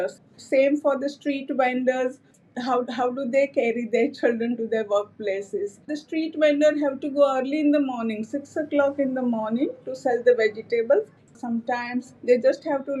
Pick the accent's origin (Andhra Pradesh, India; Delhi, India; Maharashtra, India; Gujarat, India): Gujarat, India; Anand district; now in Ahmedabad, India; originally I come from a tobacco agriculture worker family from Anand district of Gujarat state.